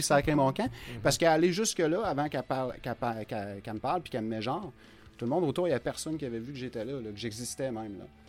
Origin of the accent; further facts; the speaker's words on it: Rouyn-Noranda, Quebec, Canada; now in Amos, Canada; je suis d'origine de Rouen. C'est sûr, j'ai un, parti pris pour Rouen. C'est ma vie. J'ai grandi ici